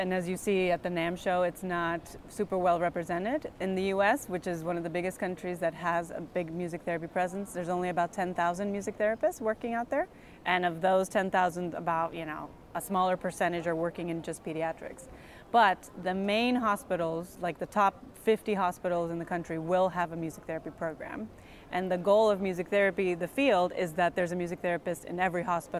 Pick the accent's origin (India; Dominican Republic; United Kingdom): Dominican Republic; also born or lived in United States; now in Mexico; So I live in Mexico. I am from Dominican Republic, and I lived many years in the United States, but recently I moved down to Mexico.